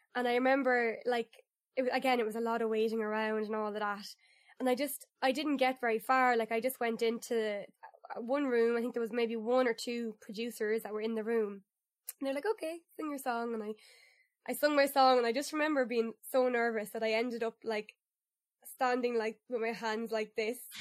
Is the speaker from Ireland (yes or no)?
yes; Ireland; proud of my country